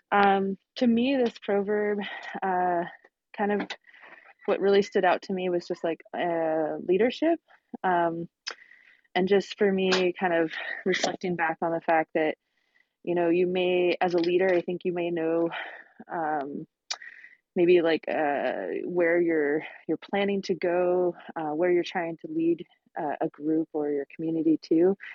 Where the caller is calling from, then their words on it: Seattle, Washington, United States; Sorry, I'm actually in Seattle, but am just starting my work day